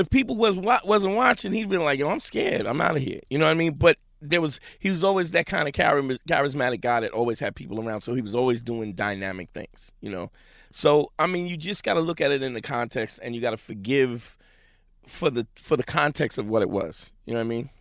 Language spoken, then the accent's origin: English; New York City, New York, United States; I'm a Brooklyn cat. Grew up in Crown Heights